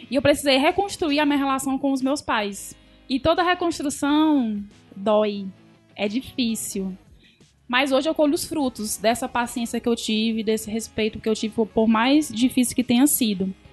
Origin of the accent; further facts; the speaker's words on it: Sobral, Ceará, Brazil; now in Fortaleza, Brazil; Sou de Sobral.